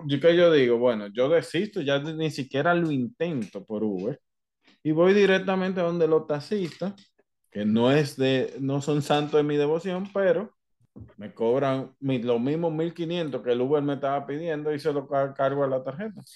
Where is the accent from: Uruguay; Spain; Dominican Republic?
Dominican Republic; yo soy dominicano